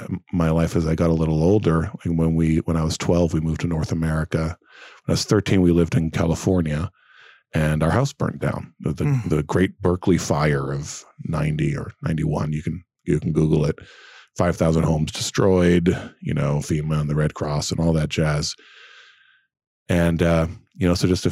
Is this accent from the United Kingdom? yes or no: no; Brazil; moved away; I grew up in Brazil and, we spoke English in the house, but that was the only place there was English.